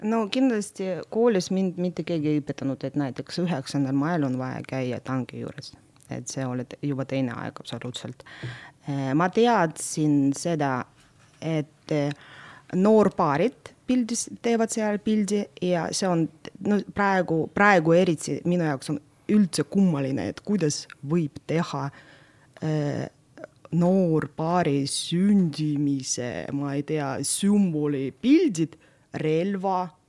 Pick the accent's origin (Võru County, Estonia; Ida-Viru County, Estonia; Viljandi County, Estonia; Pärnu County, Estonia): Ida-Viru County, Estonia; Narva; first language Russian; Estonian is a second language; moved away as an adult; also born or lived in Nizhny Novgorod, Russia / Tartu, Estonia; mina olen pooleteistaastane, kui mind toodi, vanemad tõid äh, Narva ja siis mm -hmm. ma mhm. Narvas kasvasin ja Narvas lõpetasin kooli